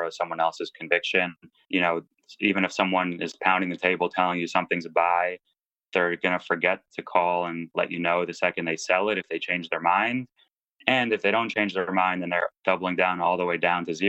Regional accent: United States; I grew up in the States to immigrant parents

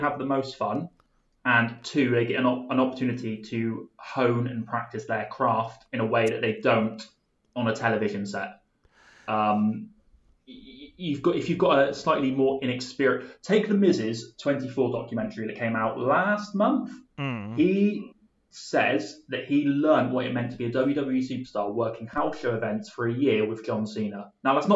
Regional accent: Somerset, South West England, United Kingdom; we grew up in Somerset

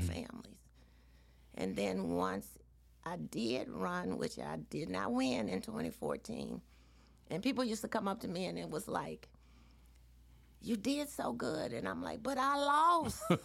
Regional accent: Baton Rouge, Louisiana, United States; also born or lived in Atlanta, Georgia / Washington D.C.; I grew up in Baton Rouge.

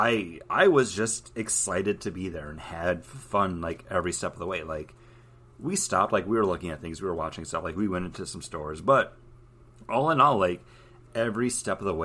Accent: Buffalo, New York, United States; I'm from Buffalo

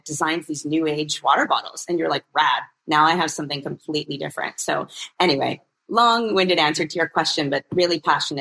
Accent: Canada; I'm born and raised in Canada

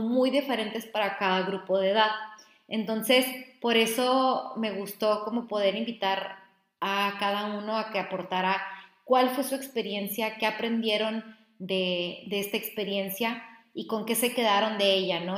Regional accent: Ciudad Juárez, Chihuahua, Mexico; soy de Ciudad Juárez, estoy un poco acostumbrada a que el clima es así

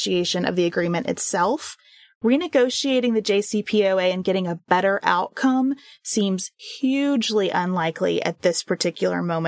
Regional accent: United States; as an American citizen

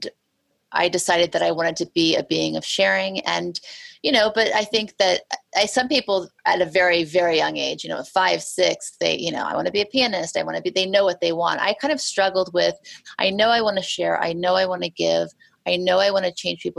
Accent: Beverly Hills, California, United States; moved away as an adult; also born or lived in Thibodaux, Louisiana / New Orleans, Louisiana; now in New York, United States; growing up in Beverly Hills, going to Beverly Hills High School

